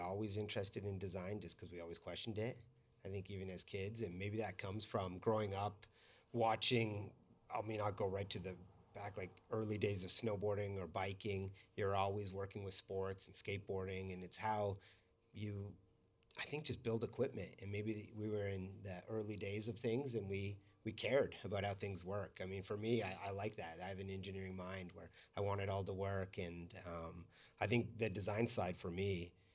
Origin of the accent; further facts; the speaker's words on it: Calgary, Alberta, Canada; us growing up in Calgary was that you lived in a city